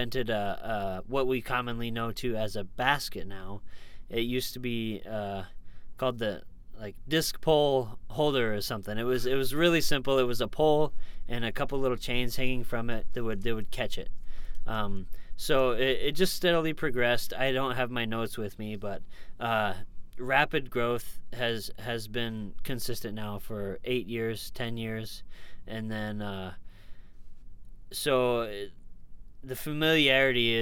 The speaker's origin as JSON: {"language": "English", "region": "Colorado", "country": "United States", "moved": "as an adult", "lives_now": "Minnesota, United States", "said": "I'm originally from Colorado. I relocated to Minnesota. It's going to be 3 years ago now."}